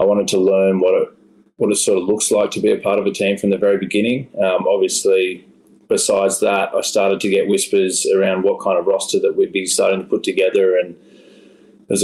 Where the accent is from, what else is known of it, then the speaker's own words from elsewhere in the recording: Sydney, New South Wales, Australia; moved away as an adult; now in Los Angeles, United States; my hometown in Manly in Sydney, Australia